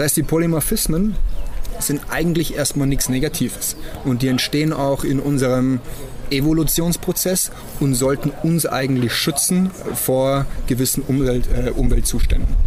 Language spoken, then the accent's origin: German; Germany; Bei uns in Deutschland